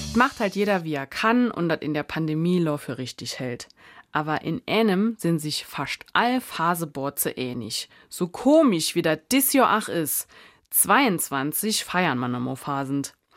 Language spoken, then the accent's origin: German; Dillingen, Saarland, Germany; Bei uns in Dillingen ist doch immer Rathaussturm und Umzug in Ähnem